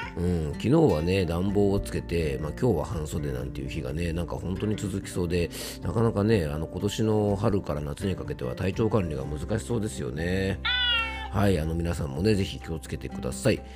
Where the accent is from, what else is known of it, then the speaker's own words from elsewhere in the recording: Yamanashi, Japan; 僕の地元山梨県にも甲斐善光寺というですねあのお寺があって